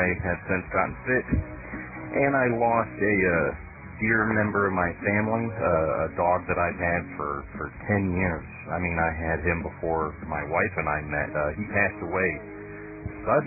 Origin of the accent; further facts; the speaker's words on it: Michigan, United States; now in Tennessee, United States; I'm from Michigan too